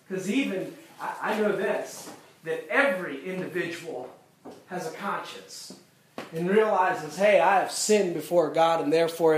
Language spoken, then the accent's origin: English; United States; born there; I was born in America, and I have freedom to do these sort of things